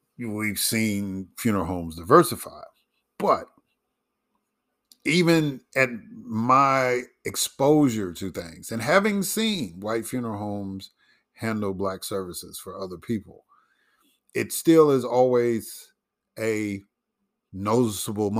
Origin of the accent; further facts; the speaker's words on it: Chicago, Illinois, United States; moved away; also born or lived in Mississippi; growing up in Chicago and living in Mississippi for a long time